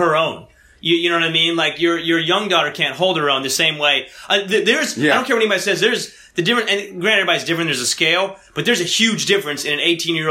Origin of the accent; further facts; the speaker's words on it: Georgia, United States; also born or lived in Kentucky; now in New York City, United States; I was born in Kentucky and I grew up in Georgia.